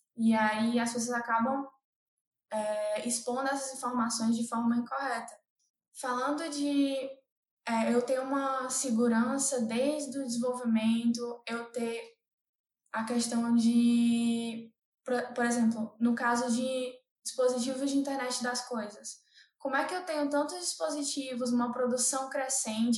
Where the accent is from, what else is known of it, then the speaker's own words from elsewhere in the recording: Fortaleza, Ceará, Brazil; moved away as an adult; now in São Paulo, Brazil; eu sou de Fortaleza, eu morava em Fortaleza, no Ceará